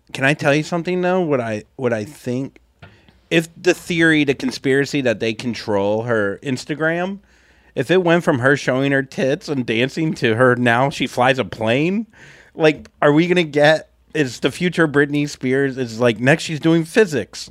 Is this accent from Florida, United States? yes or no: yes; Florida, United States; now in Saint Louis, United States; I was raised two hours away from big sports teams in Florida